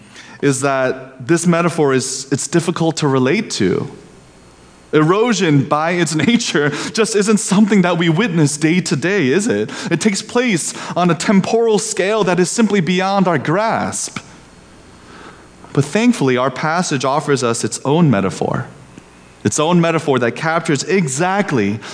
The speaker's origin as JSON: {"language": "English", "region": "Indiana", "country": "United States", "tie": "born or raised there", "said": "Growing up in Indiana, where the land is flat and the people are unhurried"}